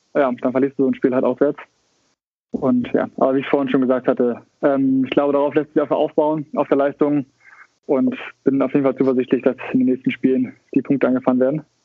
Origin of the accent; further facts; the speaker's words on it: Hamburg, Germany; moved away as an adult; now in Australia; Hamburger durch und durch, ja, kann man so sagen. Also ich bin geboren in Hamburg, aber mit, mit vier sind wir nach Bakteide gezogen, in den Vorort von Hamburg